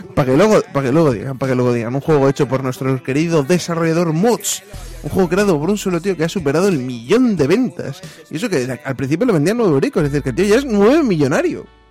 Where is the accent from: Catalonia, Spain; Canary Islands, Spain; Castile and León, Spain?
Castile and León, Spain; soy leonés